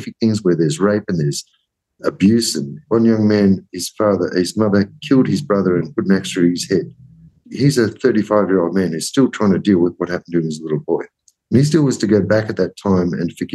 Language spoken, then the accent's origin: English; Australia; growing up as an Australian